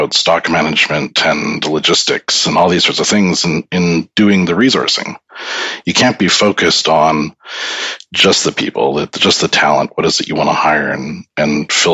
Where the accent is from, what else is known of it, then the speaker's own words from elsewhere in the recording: Canada; moved away as an adult; now in United Kingdom; I'm a Canadian who came to the UK